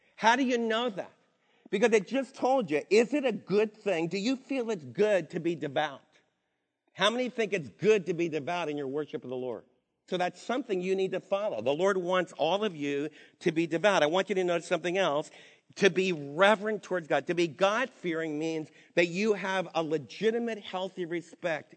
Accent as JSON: {"language": "English", "region": "New York", "country": "United States", "tie": "born or raised there", "moved": "yes", "said": "where I was raised back in New York"}